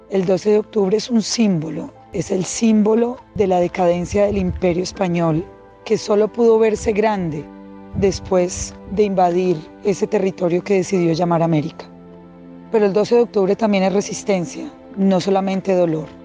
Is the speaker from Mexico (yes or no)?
no; Colombia; Para mí como mujer colombiana y mestiza, que es un término esencialmente colonial, el 12 de octubre significa el origen de nuestra tragedia